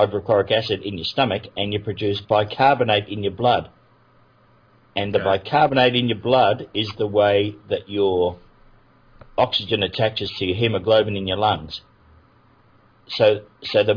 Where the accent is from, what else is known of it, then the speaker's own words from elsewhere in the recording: Australia; also born or lived in England; I was an immigrant from England to Australia